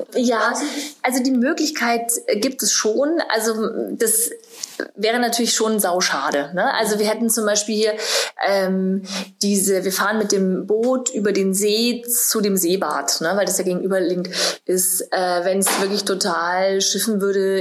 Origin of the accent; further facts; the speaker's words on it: Munich, Bavaria, Germany; now in Berlin, Germany; ich bin ja aus München gebürtig